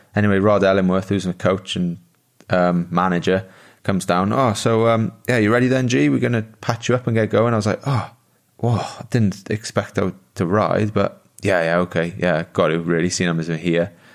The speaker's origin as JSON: {"language": "English", "region": "Wales", "country": "United Kingdom", "tie": "born or raised there", "also_born_or_lived": "Italy", "moved": "as an adult", "said": "I was born in Wales"}